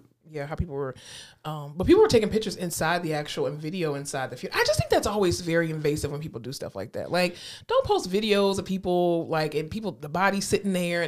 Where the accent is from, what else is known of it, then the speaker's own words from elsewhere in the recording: Florida, United States; now in Texas, United States; I'm from Florida.